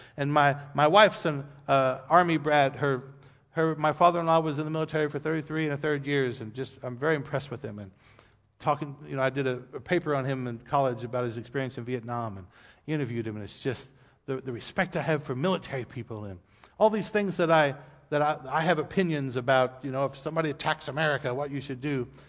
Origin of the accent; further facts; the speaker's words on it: United States; we as American people